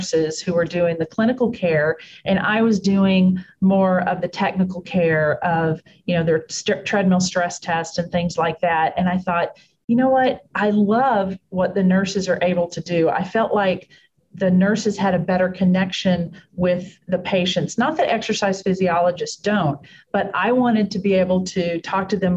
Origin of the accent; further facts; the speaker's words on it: Texas, United States; now in Pittsburgh, United States; Born and raised in Texas.